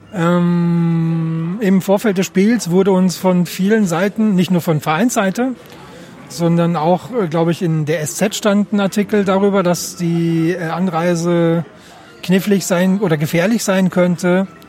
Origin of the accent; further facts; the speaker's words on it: Germany; als Deutsche